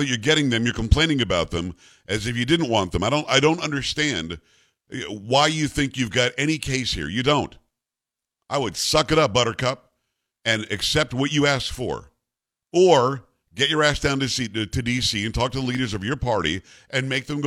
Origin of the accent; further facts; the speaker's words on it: Long Island, New York, United States; moved away; I'm from Metro New York originally. I'm from Long Island